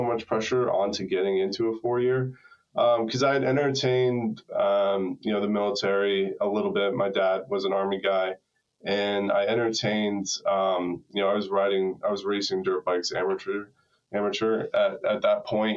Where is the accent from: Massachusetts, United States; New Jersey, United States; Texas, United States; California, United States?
Massachusetts, United States; Hopkinton; I grew up in a little town outside of Boston, Massachusetts. It's where the marathon starts, Hopkinton.